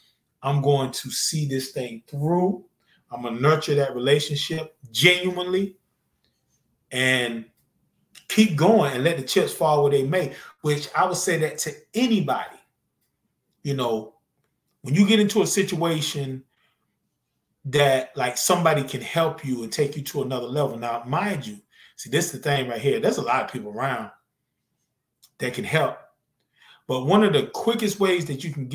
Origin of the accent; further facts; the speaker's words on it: North Carolina, United States; moved away; also born or lived in Georgia; I'm from Z-Town, man. I'm from Zeppelin, North Carolina. Love it. By way of Georgia, now I've been here for so long